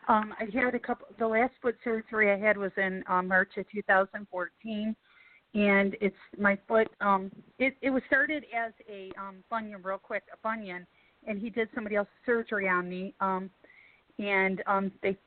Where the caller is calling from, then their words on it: Macomb, Michigan, United States; I'm calling from Macomb, Michigan.